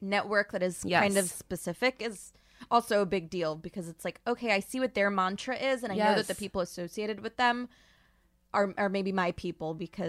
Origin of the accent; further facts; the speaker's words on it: New York, United States; We don't talk about this. Growing up on Long Island as a Jew, everyone